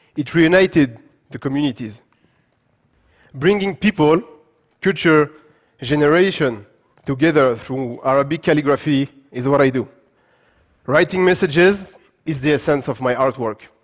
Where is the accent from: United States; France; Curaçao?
France; Paris, Île-de-France; English is a second language; also born or lived in Gabes, Tunisia; I was born and raised in France, in Paris